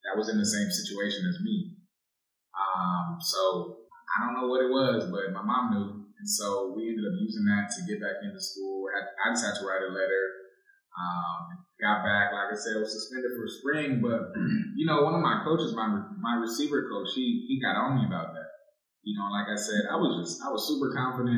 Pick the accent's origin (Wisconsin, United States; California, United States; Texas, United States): California, United States; San Diego; moved away as an adult; also born or lived in Philadelphia; I'm from San Diego.